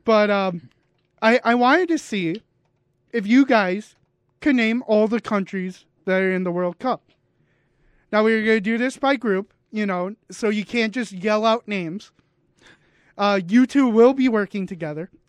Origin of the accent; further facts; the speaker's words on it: United States; I'm American